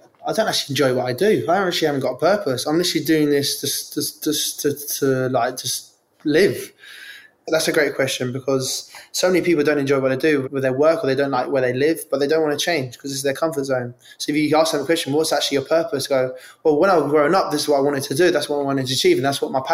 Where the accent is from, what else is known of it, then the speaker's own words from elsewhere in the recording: London, United Kingdom; I grew up in Ealing, West London